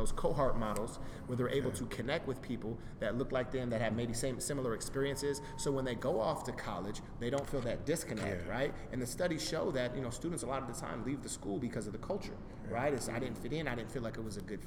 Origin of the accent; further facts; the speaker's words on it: Portland, Oregon, United States; also born or lived in Bakersfield; I grew up in Alberta, in the Alberta area, so I grew up around nothing but black people